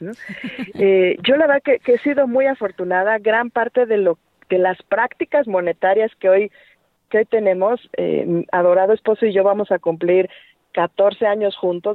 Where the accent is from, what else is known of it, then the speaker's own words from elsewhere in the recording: Mexico; nada más es en México, ¿verdad? Y nada más es en la calle donde yo nací